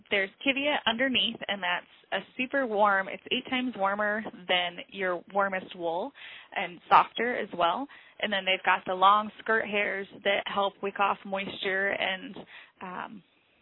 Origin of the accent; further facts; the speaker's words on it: Illinois, United States; moved away as an adult; now in Alaska, United States; I grew up in Illinois